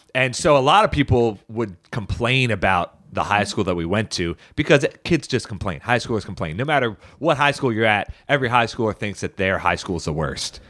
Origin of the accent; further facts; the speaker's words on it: Baltimore County, Maryland, United States; we grew up in Baltimore County and our school district was not very good